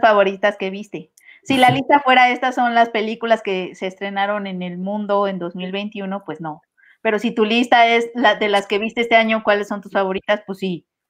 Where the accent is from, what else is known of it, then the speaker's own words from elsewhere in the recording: Mexico; mucho de mi educación sentimental, como muchos mexicanos, fue la televisión abierta y las telenovelas